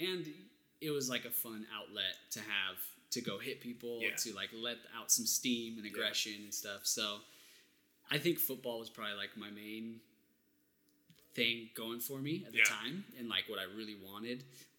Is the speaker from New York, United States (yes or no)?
no; Banning, California, United States; moved away as an adult; also born or lived in Beaumont, California; now in Los Angeles, United States; Yeah, born Banning, California. Okay. Went to Beaumont High School.